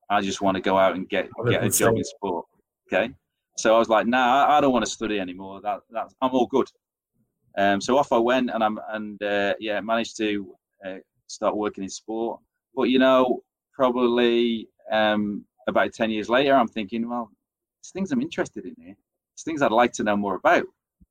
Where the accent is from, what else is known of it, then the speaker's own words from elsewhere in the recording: England, United Kingdom; accent: English; as you tell from my accent, I'm English